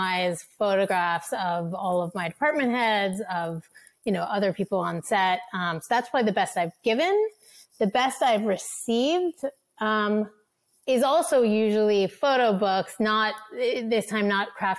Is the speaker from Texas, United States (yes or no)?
no; Cambridge, Massachusetts, United States; I grew up in Cambridge and I had, spent my childhood going to the big marquee blockbuster theaters.